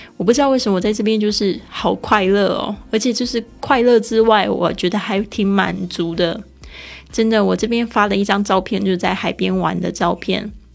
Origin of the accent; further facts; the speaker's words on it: Taiwan; accent: Taiwanese Mandarin; 我的台湾国语出来